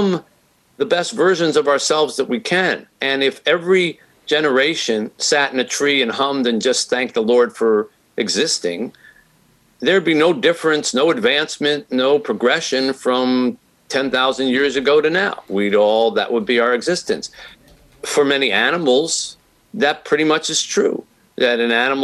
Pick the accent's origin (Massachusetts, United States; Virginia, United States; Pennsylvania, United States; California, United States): Pennsylvania, United States; Philadelphia; moved away as an adult; now in Detroit, United States; that's where I grew up in Philadelphia.